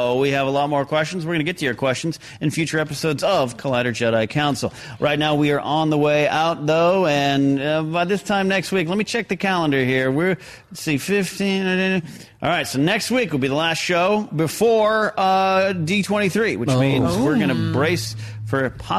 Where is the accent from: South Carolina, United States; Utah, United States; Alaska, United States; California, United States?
California, United States; Arroyo Grande; my hometown of Rio Grande, California.